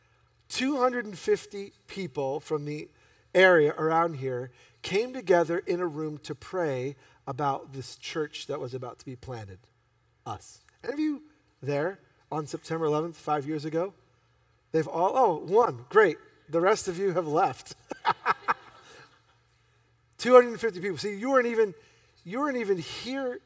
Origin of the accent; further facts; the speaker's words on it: New York, United States; being born and raised in New York